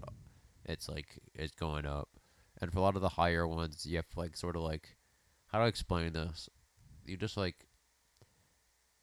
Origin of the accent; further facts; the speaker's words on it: Detroit, Michigan, United States; I grew up around Detroit